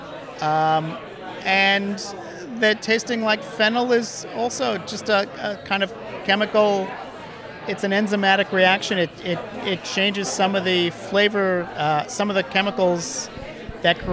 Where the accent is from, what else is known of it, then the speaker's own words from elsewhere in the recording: New York City, New York, United States; the pickles that I grew up with on the Lower East Side